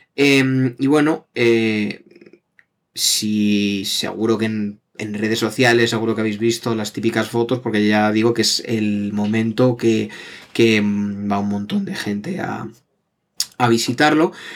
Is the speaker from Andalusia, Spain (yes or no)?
no; Madrid, Community of Madrid, Spain; somos de Madrid